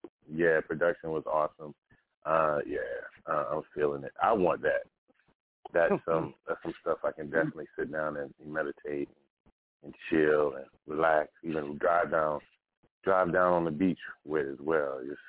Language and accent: English; United States; I'm from Carolina